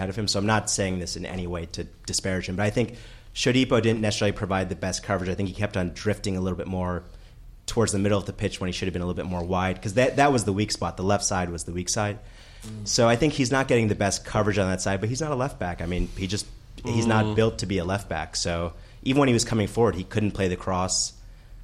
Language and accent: English; United States; as an American